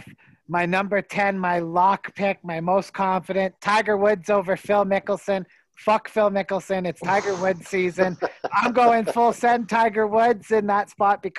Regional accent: Canada; where I'm from

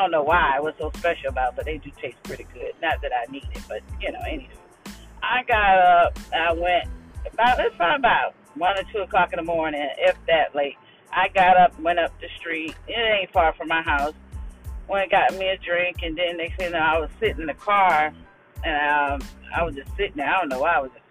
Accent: Jacksonville, Florida, United States; my hometown, which is Jacksonville, Florida

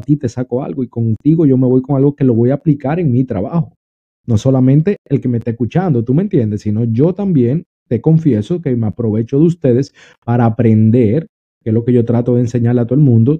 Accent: Dominican Republic; also born or lived in New York, United States; now in Florida, United States; Yo soy dominicano, pero vivo en la Florida ya en Estados Unidos hace un tiempo eh, viví en Nueva York

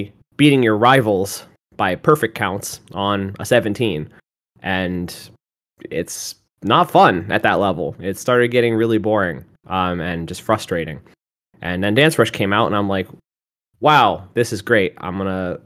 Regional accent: Massachusetts, United States; moved away; I'm originally from Massachusetts

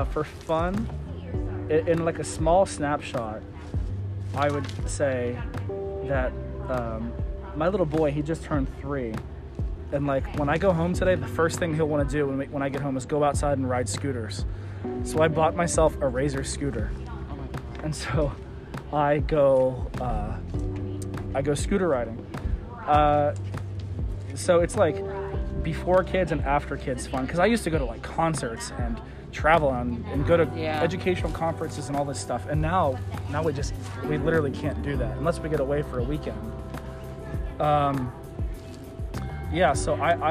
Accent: Johnstown, Pennsylvania, United States; moved away as an adult; now in Pittsburgh, United States; I grew up in Johnstown, PA, which is about an hour and a half east of here

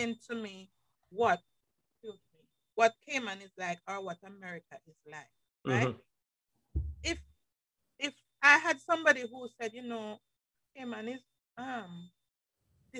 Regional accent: Jamaica; moved away; as Jamaican

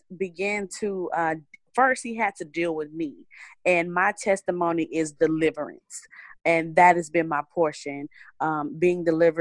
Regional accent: Crockett, Texas, United States; moved away as an adult; now in Houston, United States; I'm originally from East Texas, a small town called Crockett. I moved to Houston about 10 years ago

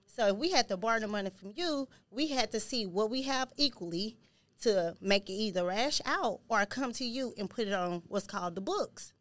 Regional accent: Houston, Texas, United States; I'm from Houston, Texas

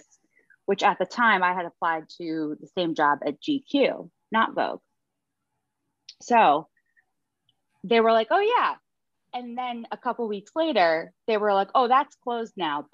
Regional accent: outside of Boston, Massachusetts, United States; also born or lived in Manhattan, New York; now in New York City, United States; I grew up outside of Boston

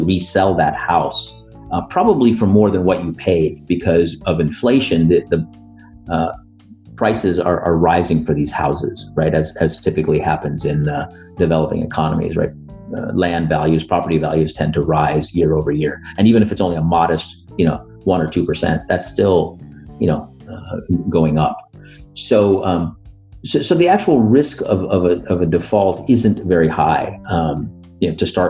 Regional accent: United States; I'm an Indian American. I've, you know, grown up in the United States, you know, never effectively lived in India, but my parents immigrated from Northern India

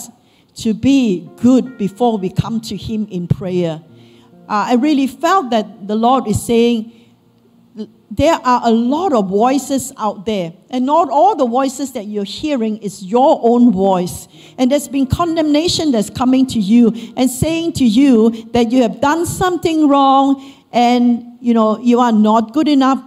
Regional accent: Malaysia; moved away as an adult; as Malaysian Chinese, we will be into Taoism, Buddhism, and all sorts.

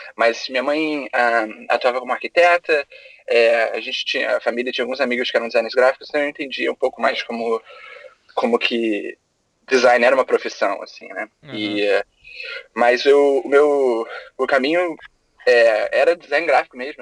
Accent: Rio de Janeiro, Brazil; moved away as an adult; now in United States; eu sou do Rio, é, eu me formei em design gráfico na PUC do Rio

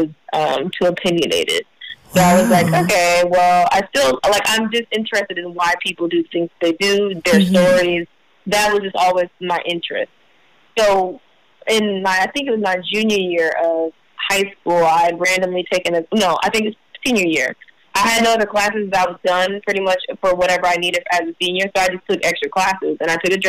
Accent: Kansas City, Missouri, United States; moved away as an adult; also born or lived in Chicago, Illinois; now in Los Angeles, United States; I was raised in Missouri

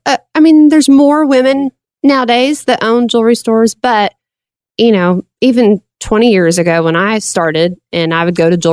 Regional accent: Russellville, Arkansas, United States; also born or lived in Macomb, Illinois / Conway, Arkansas; I grew up in Russellville, and then I moved to Conway 11 years ago when I remarried because my husband was from Little Rock.

